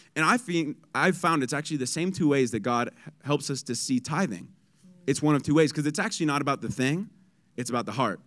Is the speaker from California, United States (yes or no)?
yes; San Diego, California, United States; I'm from San Diego. It's sunny, seventy-five